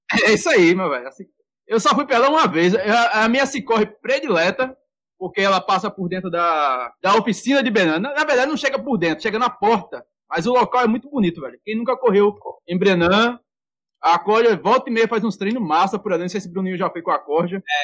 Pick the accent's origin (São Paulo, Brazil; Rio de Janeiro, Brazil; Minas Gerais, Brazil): Minas Gerais, Brazil; moved away; Na minha terra era chup-chup, aqui é sacolé.